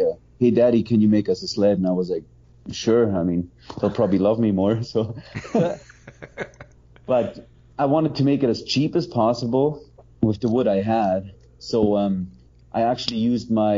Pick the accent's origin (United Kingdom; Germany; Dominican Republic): Germany; also born or lived in Manitoba, Canada / Alberta, Canada; now in Montana, United States; I grew up in Germany. I was born there